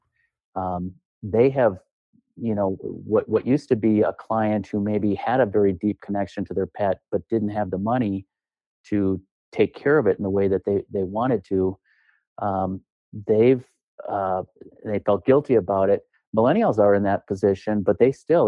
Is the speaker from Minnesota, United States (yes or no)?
yes; Duluth, Minnesota, United States; I hail from Duluth, Minnesota